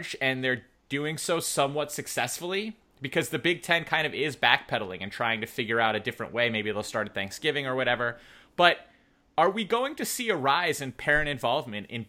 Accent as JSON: {"language": "English", "country": "United States", "also_born_or_lived": "Ohio", "said": "when I came back from Ohio to the tri-state area"}